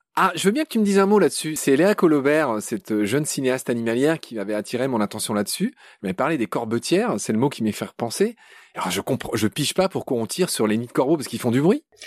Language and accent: French; Alsace or Lorraine, Grand Est, France; ma région natale